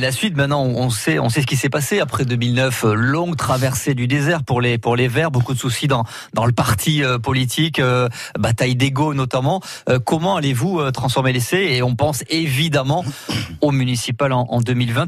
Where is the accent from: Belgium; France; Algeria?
France; Touraine, Centre-Val de Loire; chez nous en Touraine